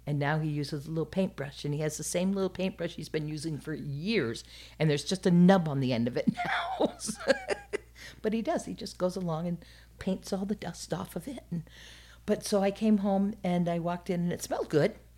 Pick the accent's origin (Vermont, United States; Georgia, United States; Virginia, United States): Vermont, United States; Burlington; also born or lived in Underhill, Vermont; I grew up in Vermont.